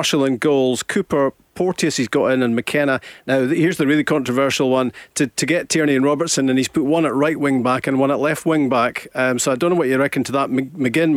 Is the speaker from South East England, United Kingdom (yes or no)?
no; Scotland, United Kingdom; us Scots